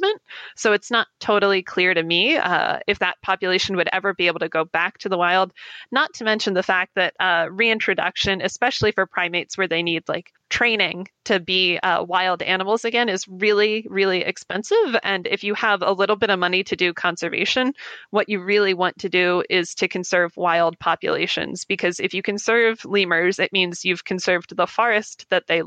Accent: United States; I as an American

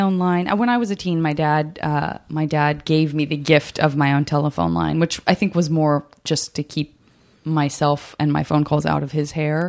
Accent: Arizona, United States; I'm from Arizona.

